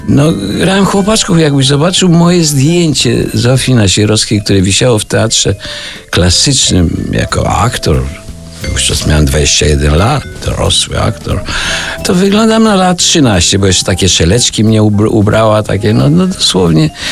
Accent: Puławy, Lublin Voivodeship, Poland; ja pochodzę z Nadwisły, z Puław

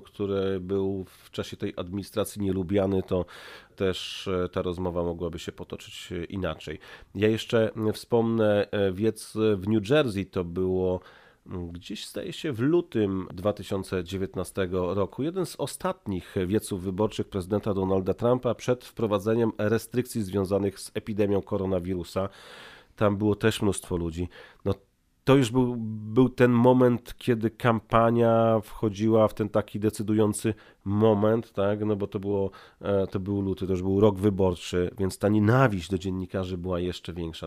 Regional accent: Poland; moved away as an adult; now in Washington, United States; a skąd ty jesteś? No i pada Polska

